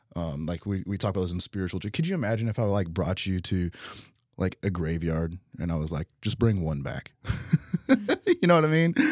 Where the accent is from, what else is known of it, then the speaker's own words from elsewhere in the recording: Utica, Kentucky, United States; also born or lived in Texas; now in Owensboro, United States; I grew up in Utica, went to, uh, school out in Texas for a few years